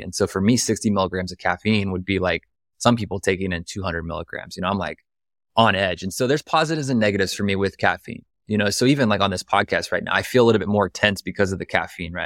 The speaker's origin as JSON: {"language": "English", "area": "right outside Columbus", "region": "a small town in Ohio", "country": "United States", "moved": "yes", "lives_now": "Austin, United States", "said": "I'm from the Midwest, like, I'm from Ohio, you know, from a small town in Ohio"}